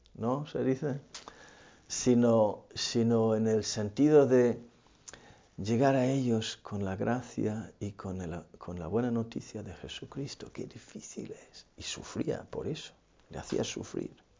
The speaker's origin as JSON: {"language": "Spanish", "country": "Ireland", "moved": "yes", "said": "en mi país"}